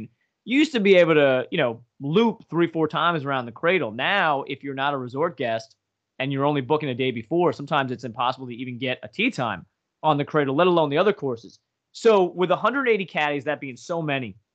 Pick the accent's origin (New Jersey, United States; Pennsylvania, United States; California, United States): Pennsylvania, United States; Northeast; we're from Northeast PA